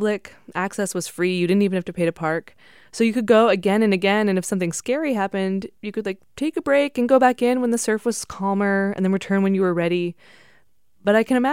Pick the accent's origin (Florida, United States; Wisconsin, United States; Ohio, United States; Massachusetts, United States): Massachusetts, United States; Nantucket; moved away; I grew up on Nantucket, which is an island off Cape Cod, Massachusetts